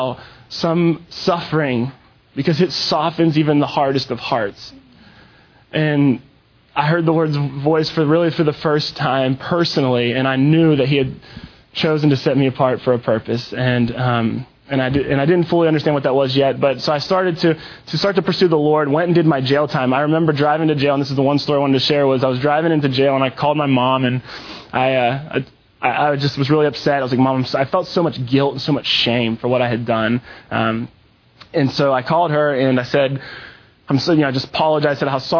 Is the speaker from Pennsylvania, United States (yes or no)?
yes; Western Pennsylvania, United States; moved away as an adult; now in Texas, United States; I'm from Pennsylvania, from Western PA. I moved to Texas